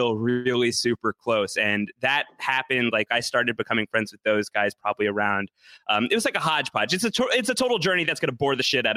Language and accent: English; Long Island, New York, United States; also born or lived in Brooklyn, New York / Syracuse, New York; I grew up on Long Island, about 45 minutes away from New York City